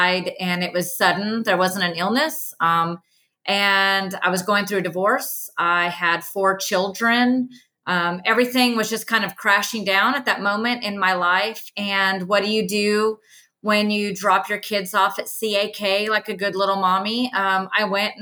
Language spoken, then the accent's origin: English; Southern California, United States; now in Knoxville, United States; I grew up in Southern California